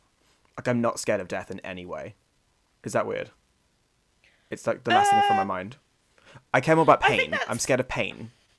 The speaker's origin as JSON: {"language": "English", "town": "Bristol", "region": "South West England", "country": "United Kingdom", "tie": "born there", "said": "Bristol on my passport, but I've only technically lived there for 6 months as an infant baby"}